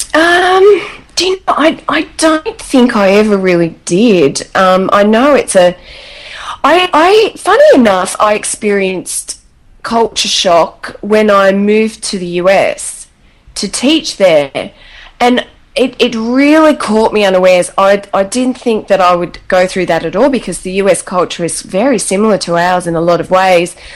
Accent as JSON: {"language": "English", "country": "Australia"}